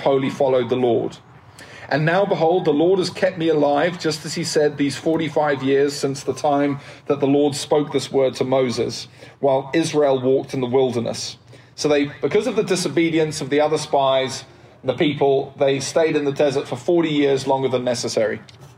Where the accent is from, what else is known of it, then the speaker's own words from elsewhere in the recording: United Kingdom; I'm British